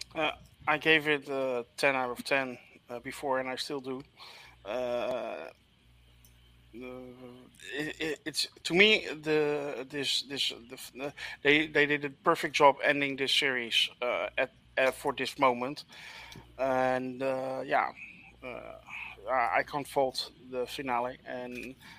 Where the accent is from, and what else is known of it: Netherlands